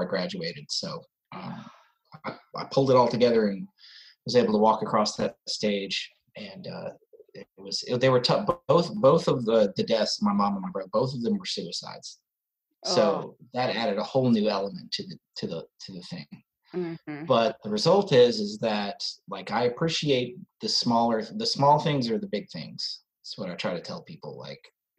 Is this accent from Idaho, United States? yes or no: no; Atlanta, Georgia, United States; also born or lived in New York City; I was born in New York City, and when I was really little, moved to Atlanta